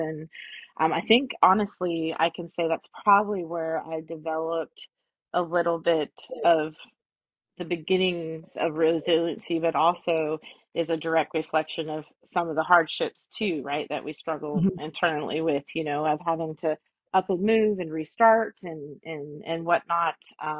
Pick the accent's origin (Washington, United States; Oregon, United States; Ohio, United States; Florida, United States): Oregon, United States; now in Georgia, United States; So I'm originally from the Pacific Northwest, the Oregon area. But right now, Georgia is where my roots are.